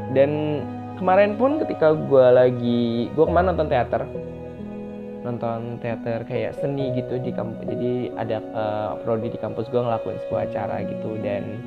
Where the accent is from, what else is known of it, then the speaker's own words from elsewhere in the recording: Metro, Lampung, Indonesia; moved away; Metro itu adalah kota gue SMA dulu